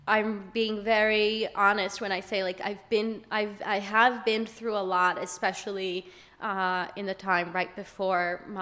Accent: London, United Kingdom; I'm from London.

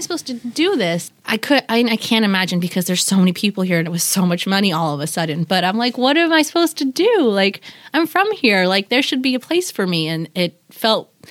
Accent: Seattle, Washington, United States; also born or lived in Bremerton / Tacoma / New York; the Seattle I knew as a child that I walked around with with my parents

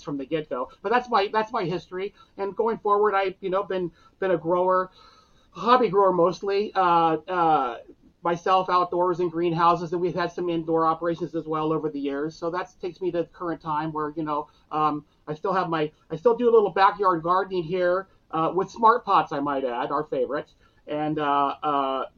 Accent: Vista, California, United States; also born or lived in Marin County, California / Catalina Island, California; I grew up in San Diego County area

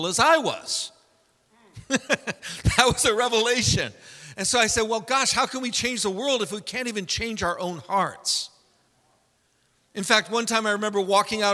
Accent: San Francisco, California, United States; I was raised in San Francisco with hippie parents.

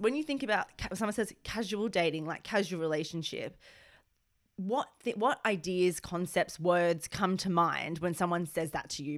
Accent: Australia; now in United Kingdom; being Australian born

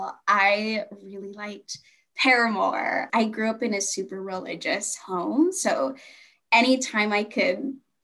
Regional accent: Hanford, California, United States; am from the Central Valley in California. There's a bunch of like small farmer towns where we have a lot of agriculture. I went to high school in a really small town called Hanford, California.

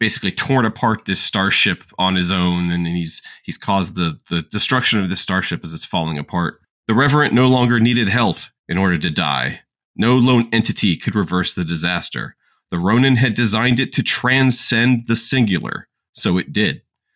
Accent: the South, United States; we grew up in the South

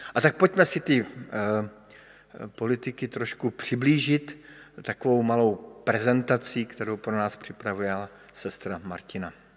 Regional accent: Bohemia, Czechia; jsem přišel z Čech

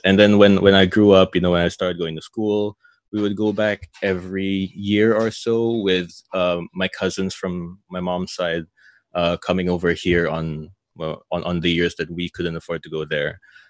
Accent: Singapore; first language English; So actually, I was born in Singapore. I was born in Singapore, April 1994. Culturally, or I guess, where I'm actually quote unquote from is from the Philippines. So my parents were Filipino.

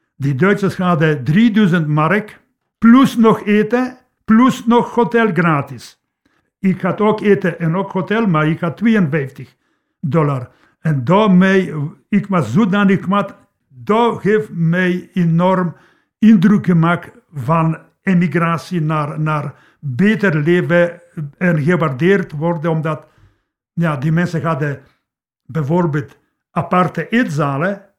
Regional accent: Poland; Dutch is a second language; moved away as an adult; now in Leopoldsburg, Belgium; ik ben geboren in Polen, tot 31 jaar heb ik daar gewoond.

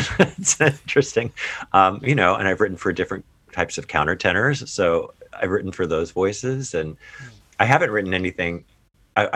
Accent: Ohio, United States; moved away as an adult; I participated in choirs growing up in Ohio

